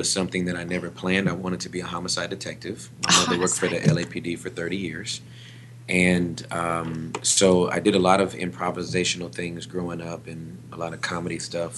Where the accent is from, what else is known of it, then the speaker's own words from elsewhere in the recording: Inglewood, California, United States; moved away as an adult; also born or lived in West Covina, California; now in Texas, United States; I was born and raised in Southern California, in Inglewood.